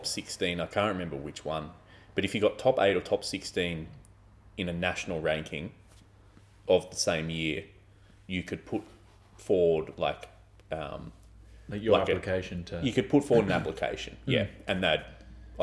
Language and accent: English; Australia; also born or lived in Melbourne; where I grew up in Australia